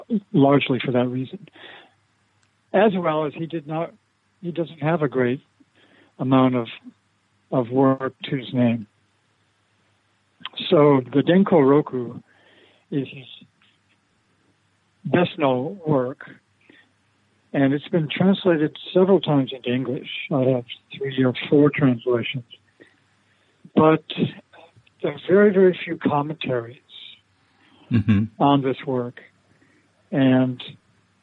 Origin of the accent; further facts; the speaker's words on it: Iowa, United States; also born or lived in Obama, Japan / San Francisco, United States; now in St. Louis, United States; I was born in Iowa